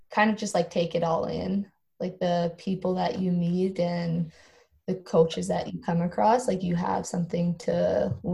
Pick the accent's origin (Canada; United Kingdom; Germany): Canada; Standard, Alberta; not even being able to say I was from Standard, like where I grew up.